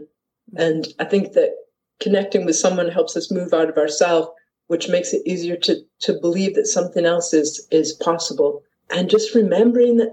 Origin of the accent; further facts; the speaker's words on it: Detroit, Michigan, United States; moved away as an adult; also born or lived in Leith, Edinburgh, Scotland; now in Edinburgh, United Kingdom; I am American. I come from Detroit